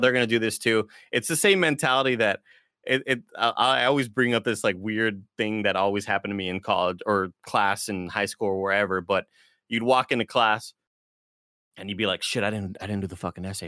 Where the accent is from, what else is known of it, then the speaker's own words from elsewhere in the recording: Rio Grande Valley, Texas, United States; moved away as an adult; also born or lived in Austin; now in San Francisco, United States; I'm from the Rio Grande Valley